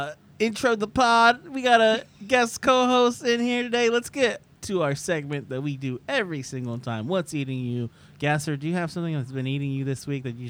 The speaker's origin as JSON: {"language": "English", "region": "New York", "country": "United States", "said": "we're from New York."}